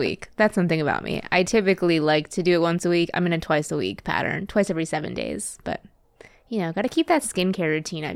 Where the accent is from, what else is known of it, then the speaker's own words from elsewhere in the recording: Wisconsin, United States; moved away; also born or lived in Twin Cities, Minnesota; I'm from the Midwest. I'm from Wisconsin originally